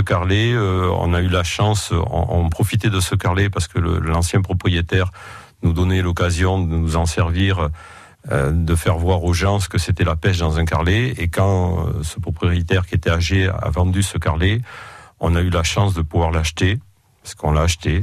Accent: Roque de Thau, Nouvelle-Aquitaine, France; je suis né à Roque de et j'y ai toujours vécu et travaillé d'ailleurs.

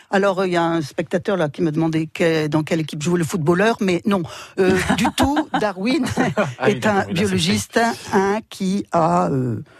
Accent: Dunkirk, Hauts-de-France, France; also born or lived in Strasbourg; moi je suis dunkerquoise, je suis nordiste, oui. Je suis implantée.

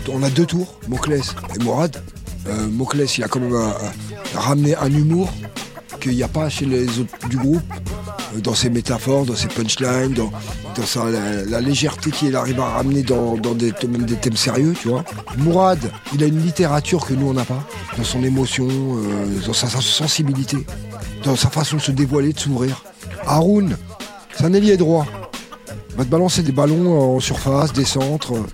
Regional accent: France; on est né en France, on est français en fait.

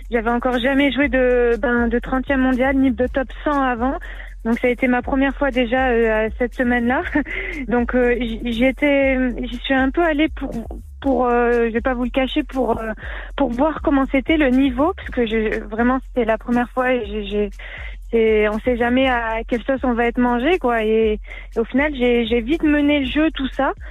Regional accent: Strasbourg, Grand Est, France; Ce qu'il y a, c'est que là, je viens de, je viens de Strasbourg

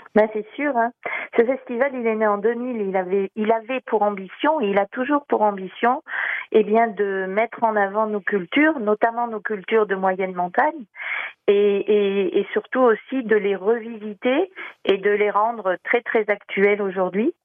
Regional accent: Massif Central, France; chez nous dans le Massif central

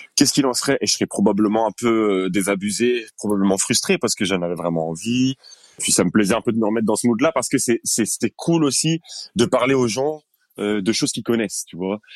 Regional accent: Linkebeek, Flanders, Belgium; also born or lived in Brussels; on a grandi à Linkebeck avec tout ce qu'on ce dont on avait besoin

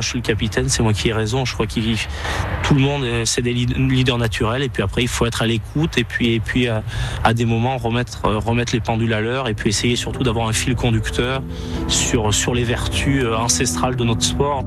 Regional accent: Romans-sur-Isère, Auvergne-Rhône-Alpes, France; moved away as an adult; also born or lived in Clermont-Ferrand; je suis originaire de, de Romans

